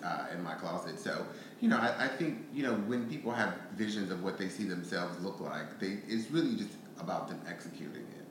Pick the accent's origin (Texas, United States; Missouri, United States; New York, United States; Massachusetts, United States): Texas, United States; Houston; moved away as an adult; also born or lived in Atlanta; me Houston